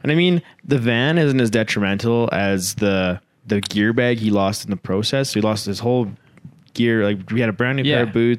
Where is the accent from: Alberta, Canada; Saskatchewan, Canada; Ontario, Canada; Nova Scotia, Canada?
Saskatchewan, Canada; We are both from Saskatchewan